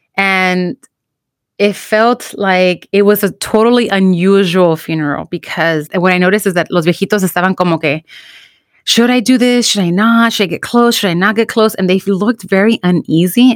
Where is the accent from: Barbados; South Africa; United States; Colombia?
United States; also born or lived in Mexico (ancestry); bicultural experience of being American and being, you know, Mexican and, or, you know, children of immigrants